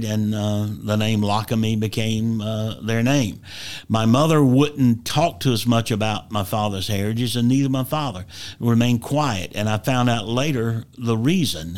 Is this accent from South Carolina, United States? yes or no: yes; Dillon County, South Carolina, United States; As I was born in Dillon County, my father was born in McCall, South Carolina.